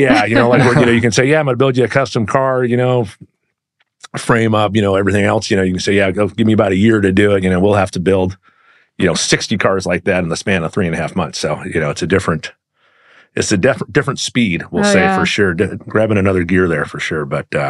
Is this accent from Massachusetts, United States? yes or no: no; Burbank, California, United States; born or raised there